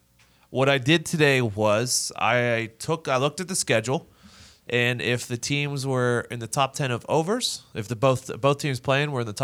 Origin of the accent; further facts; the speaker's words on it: United States; I mean, I'm American.